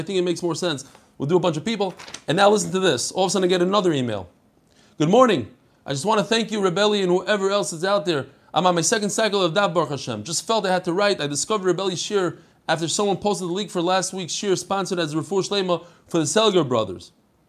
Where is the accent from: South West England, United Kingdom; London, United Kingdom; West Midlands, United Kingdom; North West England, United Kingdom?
London, United Kingdom; Edgware; I'm from Edgware in London.